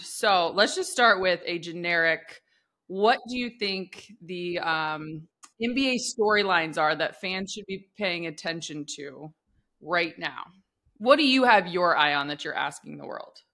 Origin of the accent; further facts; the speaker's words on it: Midwest, United States; when you grow up in the Midwest